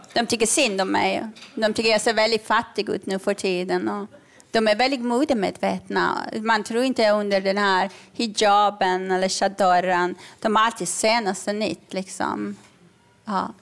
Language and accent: Swedish; Iran; moved away; jag är uppvuxen under revolutionen i Iran